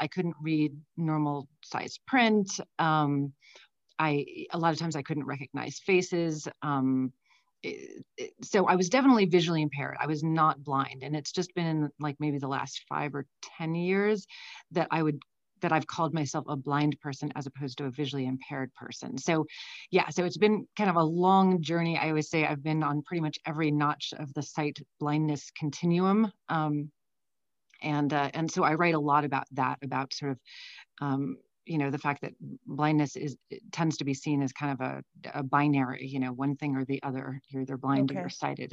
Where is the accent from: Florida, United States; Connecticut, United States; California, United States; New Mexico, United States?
California, United States; San Francisco; also born or lived in Brussels, Belgium; I grew up in San Francisco. So from the time I was like 3 and a half until I went to college, I was in San Francisco